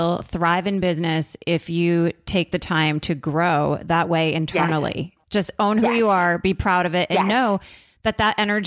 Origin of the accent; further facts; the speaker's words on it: Vermont, United States; I'm from Vermont